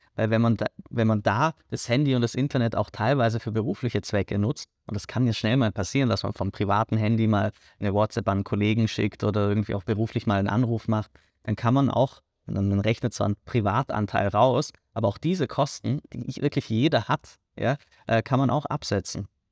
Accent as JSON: {"language": "German", "country": "Germany", "moved": "as an adult", "lives_now": "Vienna, Austria", "said": "Ich komme äh, aus Deutschland."}